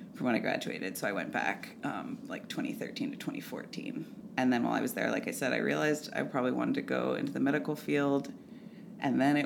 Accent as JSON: {"language": "English", "town": "Ithaca", "region": "New York", "country": "United States", "moved": "as an adult", "lives_now": "Vermont, United States", "said": "I'm from Ithaca, New York"}